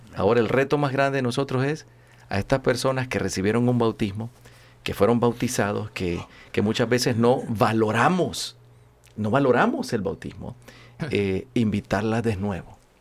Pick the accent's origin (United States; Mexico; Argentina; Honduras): Honduras; Soy el único catracho aquí entrometido